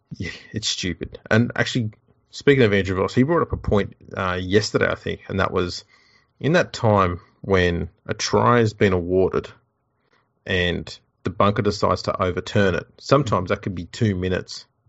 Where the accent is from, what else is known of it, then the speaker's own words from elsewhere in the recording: Australia; I'm an Aussie rugby league battler.